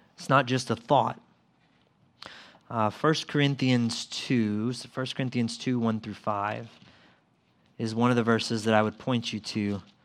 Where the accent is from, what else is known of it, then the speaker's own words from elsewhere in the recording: Mississippi, United States; where I grew up in Mississippi.